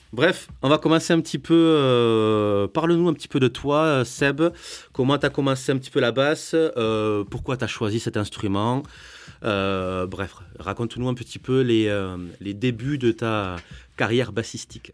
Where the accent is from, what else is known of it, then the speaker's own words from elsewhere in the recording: Agen, Nouvelle-Aquitaine, France; accent: southwest; je suis d'Agen